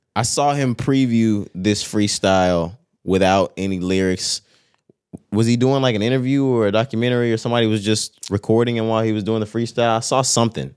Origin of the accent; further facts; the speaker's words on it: Texas, United States; we're from Texas